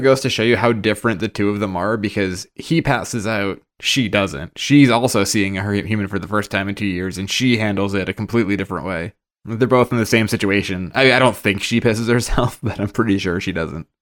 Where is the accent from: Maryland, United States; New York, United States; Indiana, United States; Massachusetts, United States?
Massachusetts, United States; Boston; being from the Northeast, right? We're from Boston, all of us